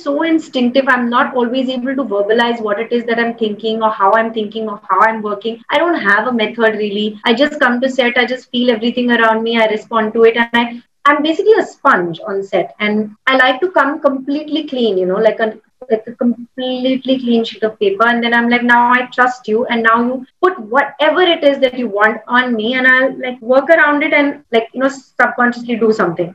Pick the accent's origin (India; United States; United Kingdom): India; Hyderabad, Telangana; I'm from Hyderabad